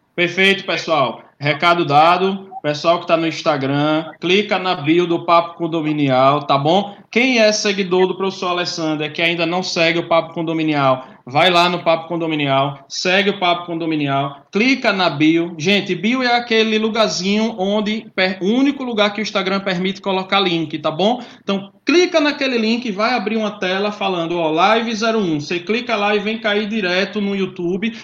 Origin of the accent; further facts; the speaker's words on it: Aracaju, Sergipe, Brazil; eu sou Sergipe, sou de Aracaju